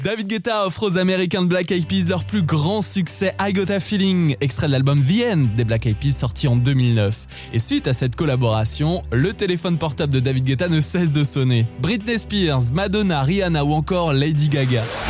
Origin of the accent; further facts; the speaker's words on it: France; Chez nous, en France